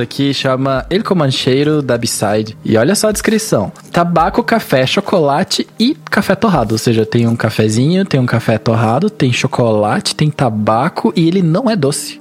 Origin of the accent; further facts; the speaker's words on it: Curitiba, Paraná, Brazil; Eu sou de Curitiba